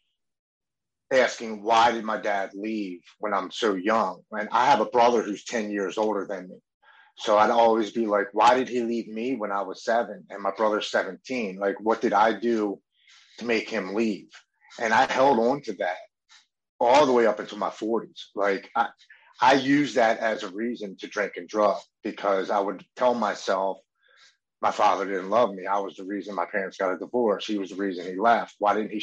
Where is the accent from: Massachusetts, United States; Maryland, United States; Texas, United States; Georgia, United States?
Maryland, United States; Baltimore; I grew up here in Baltimore with Brandon Novak and Bucky Lassick